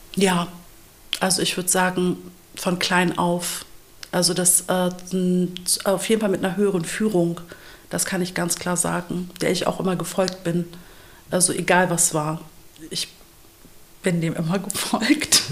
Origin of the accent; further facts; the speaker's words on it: Lower Saxony, Germany; ich bin ähm, hier geboren in Deutschland, in Niedersachsen aufgewachsen, in so einem ganz kleinen christlichen hm. Dorf